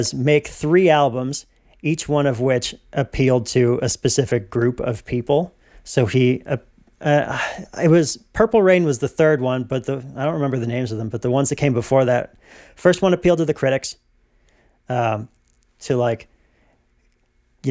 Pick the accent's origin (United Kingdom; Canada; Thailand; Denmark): Canada; as a Canadian